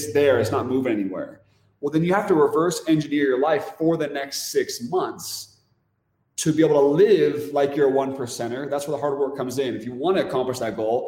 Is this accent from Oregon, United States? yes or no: yes; Oregon, United States; moved away as an adult; we're from Oregon.